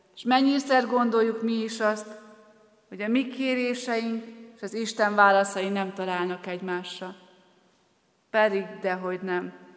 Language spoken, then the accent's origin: Hungarian; Soltvadkert, Bács-Kiskun, Hungary; moved away as an adult; also born or lived in Debrecen / Borsod County; Soltatkerti származású vagyok, és még édesapám Soltatkerten is él, és Kiskunhalasra jártam középiskolába